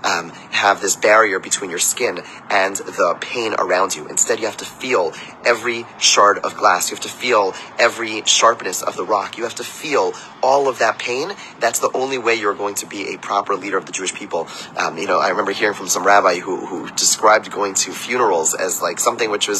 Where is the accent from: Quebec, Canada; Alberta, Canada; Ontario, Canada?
Quebec, Canada; Montreal; now in Baltimore, United States; growing up in Montreal